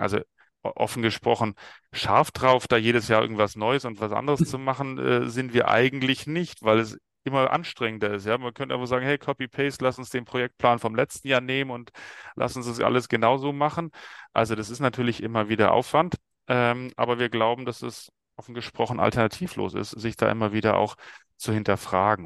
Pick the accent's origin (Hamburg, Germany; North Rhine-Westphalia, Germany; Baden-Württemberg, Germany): Baden-Württemberg, Germany; Stuttgart; ich bin äh, 44 Jahre alt, geboren in Stuttgart